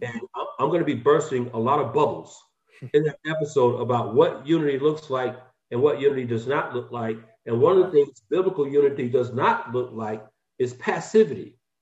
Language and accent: English; Atlanta, Georgia, United States; moved away as an adult; now in Valencia, United States; I'm a, a native of Atlanta, Georgia.